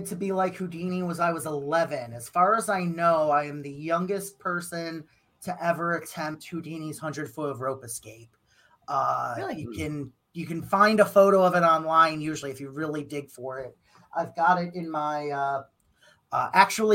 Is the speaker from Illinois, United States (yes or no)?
yes; Crystal Lake, Illinois, United States; She's also from my hometown as well. So Crystal Lake